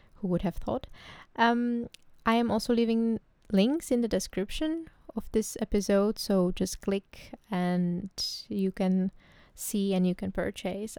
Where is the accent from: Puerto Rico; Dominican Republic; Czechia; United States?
Czechia; English is a second language; moved away as an adult; now in Amsterdam, Netherlands; I come from the Czech Republic, but recently I moved to the Netherlands. Uh, I live in Amsterdam